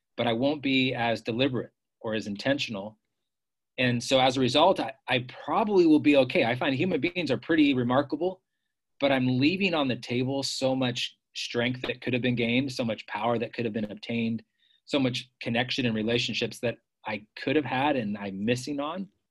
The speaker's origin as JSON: {"language": "English", "area": "Bay Area", "region": "California", "country": "United States", "tie": "born or raised there", "also_born_or_lived": "San Francisco", "moved": "as an adult", "said": "I grew up in the Bay Area, California"}